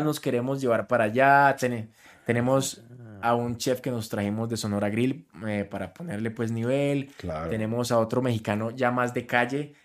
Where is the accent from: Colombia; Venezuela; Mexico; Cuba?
Colombia; siendo colombiano.